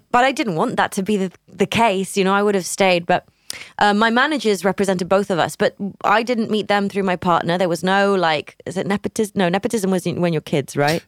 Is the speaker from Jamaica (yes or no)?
no; Barcelona, Catalonia, Spain; also born or lived in United Kingdom; now in Barcelona, Spain; my hometown